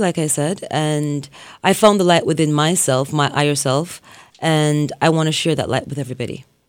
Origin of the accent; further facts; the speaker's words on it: Jamaica; I grew up in Jamaica with my grandparents, and they were strict Christians